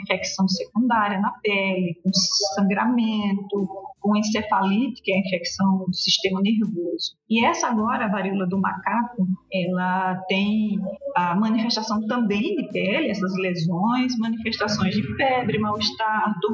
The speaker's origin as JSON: {"language": "Portuguese", "region": "Paraíba", "country": "Brazil", "tie": "born or raised there", "moved": "as an adult", "lives_now": "Brasília, Brazil", "said": "eu sou infectologista, é, nascida e criada lá na Paraíba"}